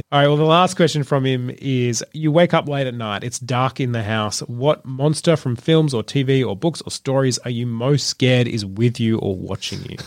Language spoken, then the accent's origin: English; Trafalgar, Victoria, Australia; I grew up in Trafalgar, my dad used to work in Melbourne